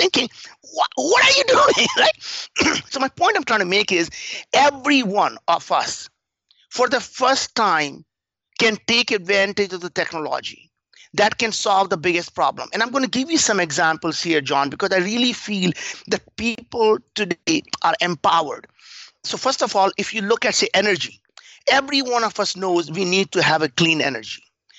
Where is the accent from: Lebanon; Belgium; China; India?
India; English is a second language; moved away as an adult; now in United States; I grew up in India. We were very, very poor. We didn't have food to eat. We didn't have anything. I came to the United States when I was 22, 35 years ago